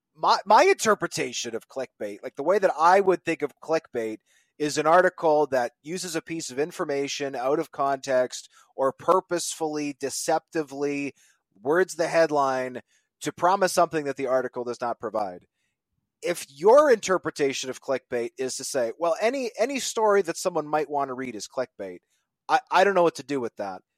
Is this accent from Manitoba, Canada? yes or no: yes; Manitoba, Canada; I'm from Manitoba.